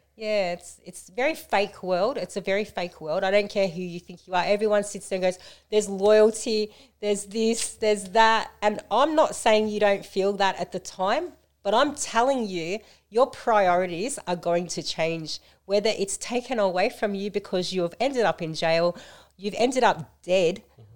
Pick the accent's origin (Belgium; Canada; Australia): Australia; Melton, Victoria; I grew up in Melton